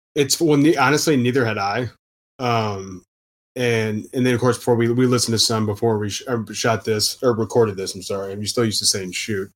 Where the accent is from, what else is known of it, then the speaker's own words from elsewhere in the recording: Houston, Texas, United States; moved away as an adult; also born or lived in Austin, Texas / Louisiana; now in New Orleans, United States; I'm from Houston originally